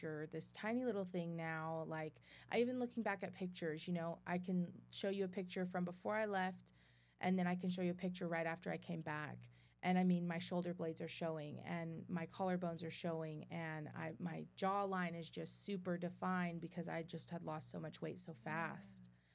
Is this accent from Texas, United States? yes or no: yes; Midland, Texas, United States; born or raised there; also born or lived in Dothan, Alabama